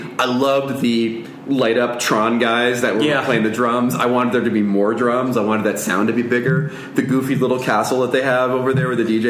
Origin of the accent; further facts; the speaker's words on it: Canada; As a Canadian, I'm gonna make the guess in my head.